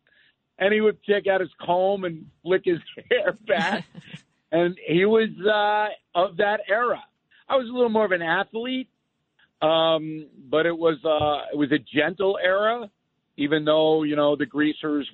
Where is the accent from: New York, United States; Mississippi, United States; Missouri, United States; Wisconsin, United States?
New York, United States; Levittown; I grew up in Levittown